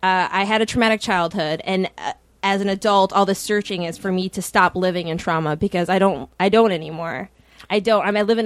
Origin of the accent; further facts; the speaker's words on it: Minnesota, United States; also born or lived in Washington, D.C.; I'm from Minnesota.